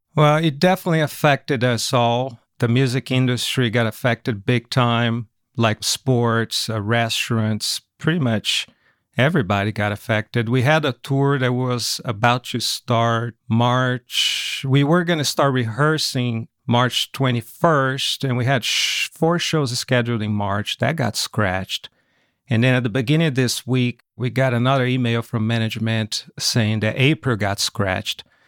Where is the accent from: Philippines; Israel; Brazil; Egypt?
Brazil; São Paulo; English is a second language; moved away as an adult; also born or lived in California, United States; now in United States; Grew up in São Paulo, Brazil. I was raised there and lived there until I was twenty-nine years old. That's when I moved to America, to California in nineteen ninety-nine